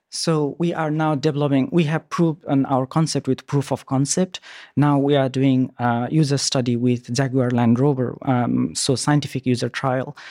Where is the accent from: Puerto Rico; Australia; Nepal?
Nepal; moved away; also born or lived in New Zealand; I'm originally from Nepal, and then I lived in New Zealand and quite a long journey.